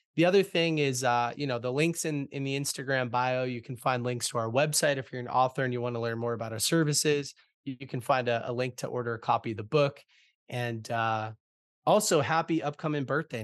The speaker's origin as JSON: {"language": "English", "town": "Boston", "region": "Massachusetts", "country": "United States", "tie": "born or raised there", "said": "I'm born and raised in Boston, Massachusetts"}